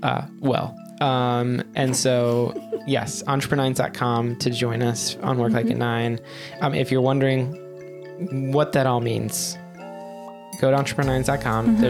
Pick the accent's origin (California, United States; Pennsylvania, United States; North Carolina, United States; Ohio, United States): North Carolina, United States; I grew up in North Carolina.